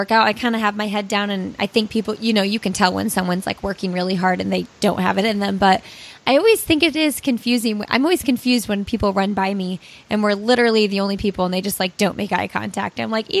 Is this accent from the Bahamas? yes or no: no; Indianapolis, Indiana, United States; I'm from Indiana and it's in Indianapolis